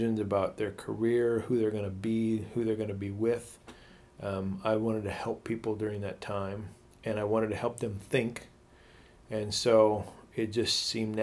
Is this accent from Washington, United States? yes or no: yes; Othello, Washington, United States; the little town that I grew up in Eastern Washington called Othello